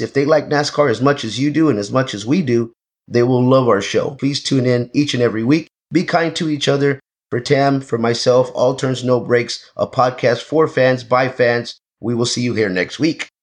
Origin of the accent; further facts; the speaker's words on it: Texas, United States; now in Los Angeles, United States; I'm from Texas